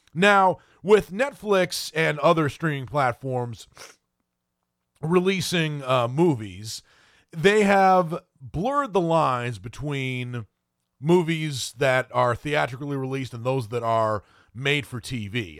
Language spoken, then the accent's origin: English; Maine, United States; I am actually from Maine